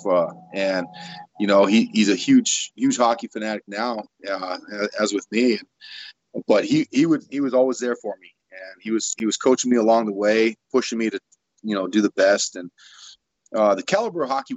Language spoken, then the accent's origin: English; Espanola, New Mexico, United States; moved away; also born or lived in Denver / Toledo; where I grew up in Espanola, we didn't have a high school program